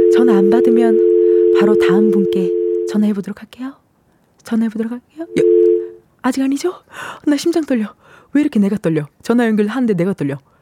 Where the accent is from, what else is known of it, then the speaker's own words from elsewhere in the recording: Incheon, South Korea; 제가 인천 출신이니까